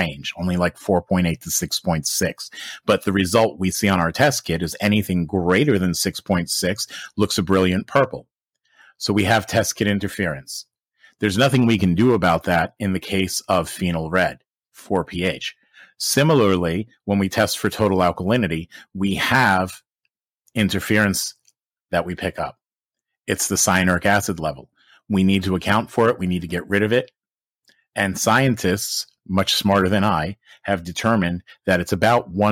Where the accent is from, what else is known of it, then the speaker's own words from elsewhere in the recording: United States; I'm American.